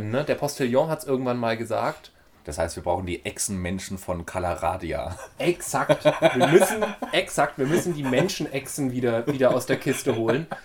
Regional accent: Bavaria, Germany; bei uns in Bayern

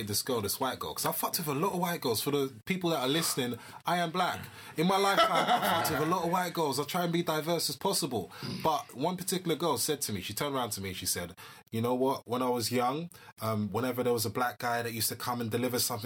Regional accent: Wembley, London, United Kingdom; I'm from Wembley, the hood

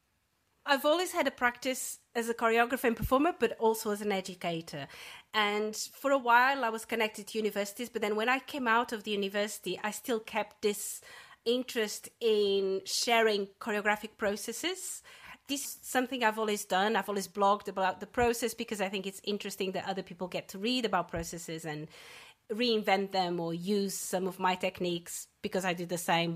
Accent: Portugal; moved away as an adult; also born or lived in north of England, United Kingdom; now in Cloughjordan, Ireland; I'm originally from Portugal, but for 20 years I was based in the UK, in the north of England.

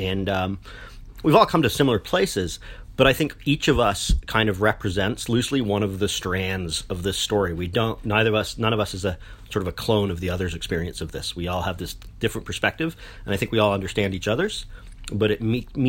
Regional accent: London, United Kingdom; I was born in London, England

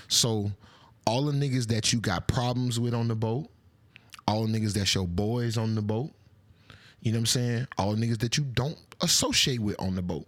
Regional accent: Atlanta, Georgia, United States; I'm from Atlanta

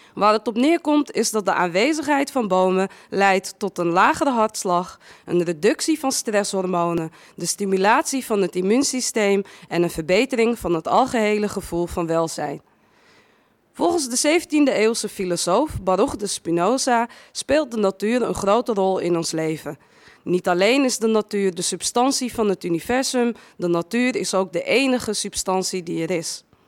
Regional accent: Amsterdam, North Holland, Netherlands; also born or lived in Westerpark, Amsterdam; Ik ben eh, geboren in, in West, Westerpark, opgegroeid in Amsterdam-Noord

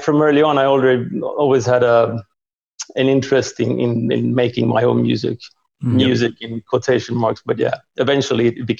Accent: Sweden; also born or lived in Hungary; Yeah, I was born in Hungary. And then after a while we defected and ended up in Sweden.

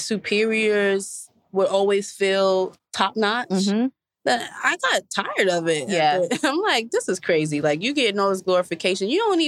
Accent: New York, United States; I'm from New York.

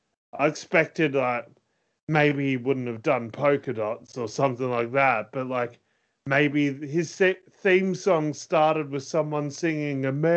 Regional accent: Australia; we're not Americans

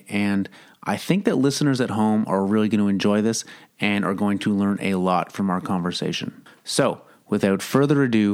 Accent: Kingston, Ontario, Canada; also born or lived in Toronto; It was a good place to grow up

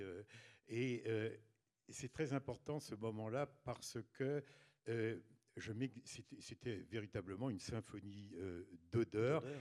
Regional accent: a small village in Ille-et-Vilaine, south of Rennes, Brittany, France; also born or lived in Mayenne; au sud de Rennes, dans un petit village d'Ille-et-Vilaine. Et, donc euh, j'ai passé mon enfance euh, et mon adolescence euh, dans ce village

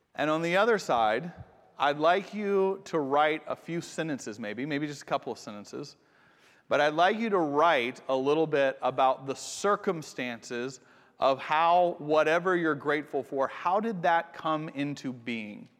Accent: United States; also born or lived in Japan; I'm from America

